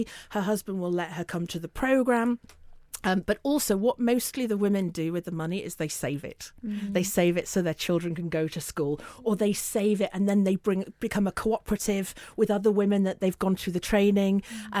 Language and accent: English; Northern England, United Kingdom; accent: northern; I should say that we are not just about London, hence my northern accent.